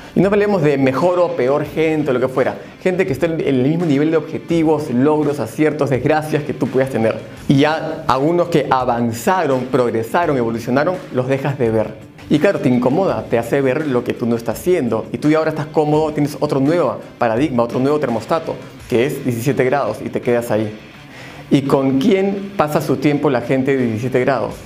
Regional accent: Peru; Yo soy peruano

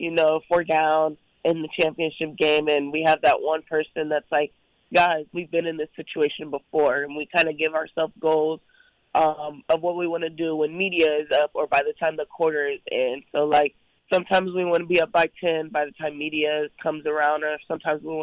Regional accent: Long Beach, California, United States; now in Hawaii, United States; I'm also from Long Beach, California

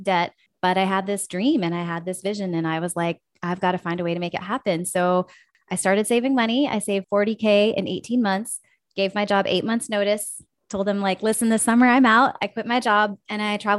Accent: West Virginia, United States; moved away; also born or lived in Minnesota; I actually grew up in West Virginia

